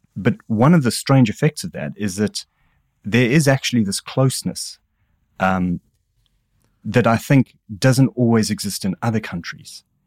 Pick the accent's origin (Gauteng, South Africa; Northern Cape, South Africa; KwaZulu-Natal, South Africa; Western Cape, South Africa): KwaZulu-Natal, South Africa; Durban; accent: South African; moved away as an adult; now in England, United Kingdom; as a South African, I had a bizarre upbringing in that I grew up under apartheid